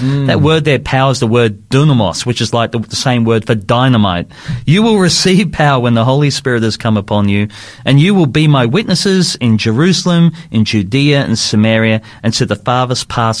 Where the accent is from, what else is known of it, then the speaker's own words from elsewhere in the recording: Sydney, New South Wales, Australia; I was growing up in Sydney